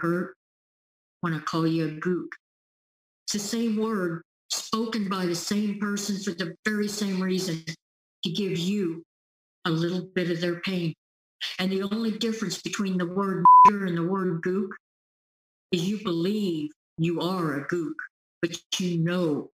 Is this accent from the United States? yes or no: yes; Topeka, Kansas, United States; moved away; also born or lived in California; I grew up in Topeka, Kansas.